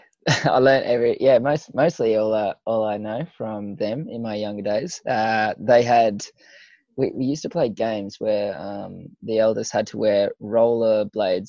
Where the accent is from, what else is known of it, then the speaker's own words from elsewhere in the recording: Mackay, Queensland, Australia; moved away; also born or lived in Gympie, Queensland / Brisbane, Queensland; I went to primary school and secondary school in Mackay and preschool. So, but I moved to Mackay when I was four and a half.